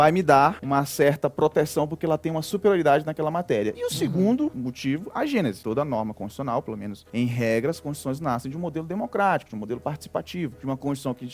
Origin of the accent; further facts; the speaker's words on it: Northeast Region, Brazil; como nordestino, eu gosto muito de contar história